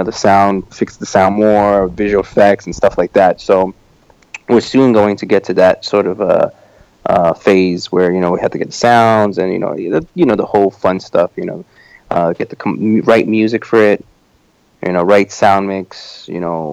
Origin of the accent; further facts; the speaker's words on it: New York, United States; this is my hometown